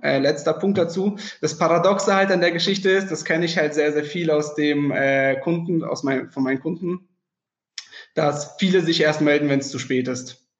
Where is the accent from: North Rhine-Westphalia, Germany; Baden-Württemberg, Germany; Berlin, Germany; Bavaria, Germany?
Baden-Württemberg, Germany; Freiburg; ich komme aus dem Süden, aus dem sonnigen Freiburg